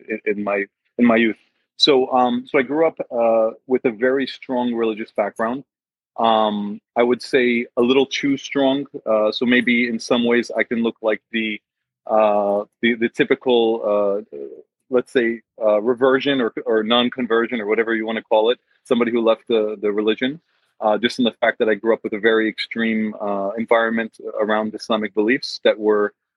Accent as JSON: {"language": "English", "region": "Northeastern United States", "country": "United States", "tie": "born or raised there", "said": "I was born and raised in the States in the Northeast."}